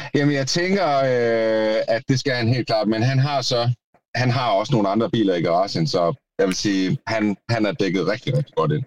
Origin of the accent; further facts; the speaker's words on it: Denmark; jeg er også fra Jylland